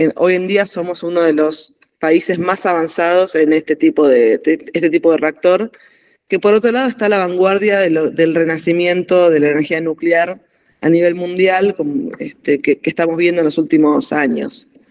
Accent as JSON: {"language": "Spanish", "town": "Bariloche", "region": "Río Negro", "country": "Argentina", "tie": "born or raised there", "also_born_or_lived": "Necochea, Buenos Aires Province", "said": "Yo nací en Necochea, provincia de Buenos Aires, pero en realidad desde muy chiquita. Eh, mi, papá es ingeniero civil, por lo tanto íbamos por el país haciendo, siguiendo su carrera. Y eh, a los cuatro años ya nos mudamos a Bariloche"}